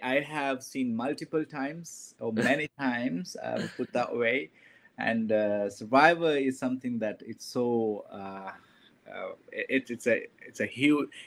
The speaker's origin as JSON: {"language": "English", "country": "Sri Lanka", "tie": "born or raised there", "second_language": "English", "moved": "as an adult", "lives_now": "United States", "said": "how I grew up back in Sri Lanka"}